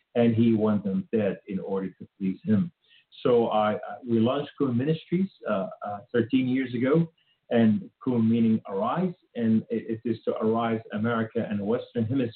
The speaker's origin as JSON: {"language": "English", "town": "Beirut", "region": "Beirut Governorate", "country": "Lebanon", "tie": "born or raised there", "moved": "yes", "lives_now": "United States", "said": "I was raised in Beirut, Lebanon"}